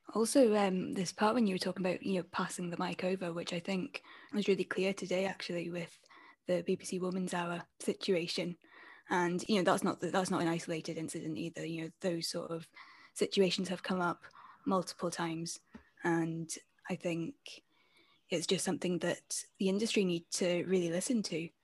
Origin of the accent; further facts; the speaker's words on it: Scotland, United Kingdom; I'm a freelance multimedia journalist and podcast producer from Scotland.